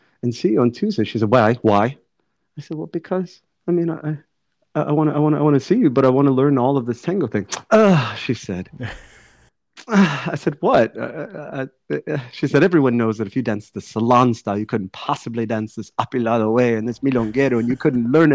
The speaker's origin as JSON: {"language": "English", "town": "Atlanta", "region": "Georgia", "country": "United States", "tie": "born or raised there", "said": "my hometown, in Atlanta."}